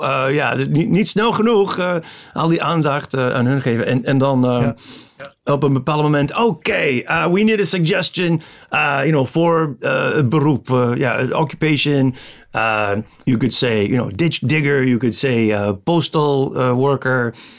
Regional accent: Chicago, Illinois, United States; Dutch is a second language; moved away as an adult; now in Amsterdam, Netherlands; de eerste helft van mijn leven was tot 94 in Amerika, in Chicago. En sindsdien in, in Nederland, in Amsterdam.

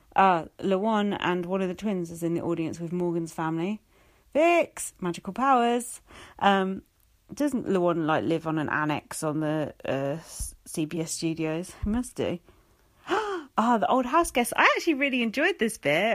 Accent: England, United Kingdom; being English

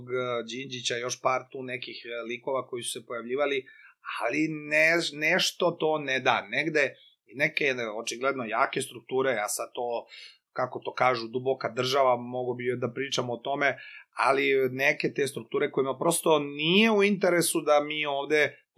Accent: Loznica, Serbia; moved away as an adult; now in Belgrade, Serbia; moj rodni grad uh, Loznicu

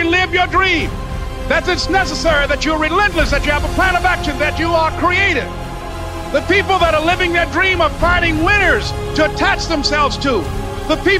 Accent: Miami, Florida, United States; born or raised there

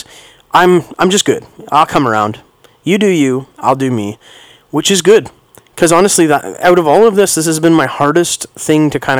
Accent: Canada; being a Canadian, taking my kids skating

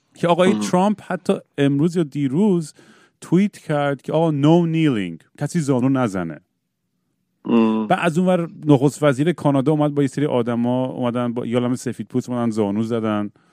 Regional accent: United States; ما تو 1980s تو آمریکا بزرگ شدیم

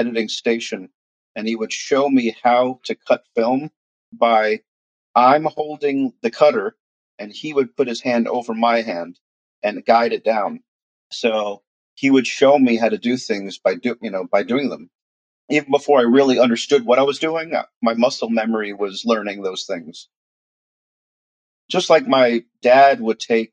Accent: New York City, New York, United States; now in Jacksonville, United States; my brother and I were brought up in Queens, New York

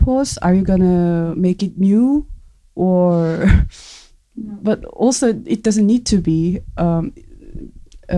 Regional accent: South Korea; English is a second language; moved away as an adult; now in Germany; I was born in South Korea, I just immigrated to Germany, and it's been 3 years.

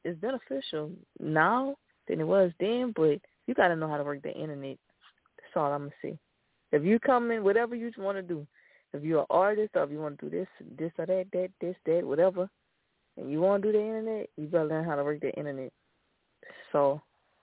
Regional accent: Lafayette, Louisiana, United States; I'm from Lafayette

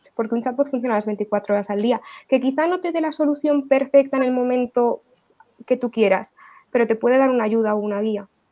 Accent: Spain; la identidad que tenemos nosotros en España como españoles

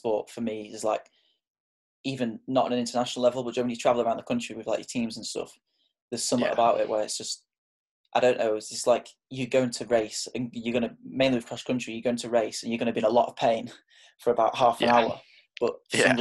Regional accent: Sheffield, Yorkshire and the Humber, United Kingdom; I'm from Sheffield in the UK.

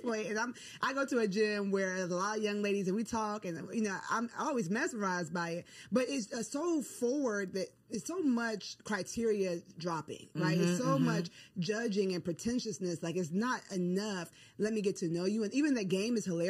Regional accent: Ghana; I'm from Ghana, West Africa

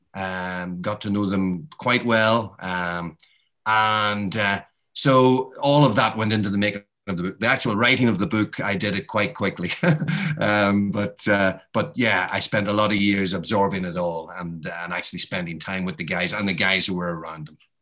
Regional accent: Ireland; I'm Irish.

